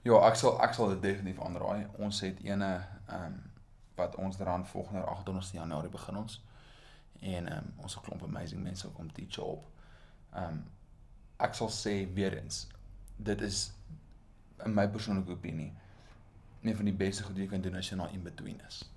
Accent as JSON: {"language": "Afrikaans", "town": "Potchefstroom", "region": "North West", "country": "South Africa", "tie": "born or raised there", "moved": "as an adult", "said": "ek het in Potch groot geword actually. Ehm um, ek's 'n tradisionele Potchie."}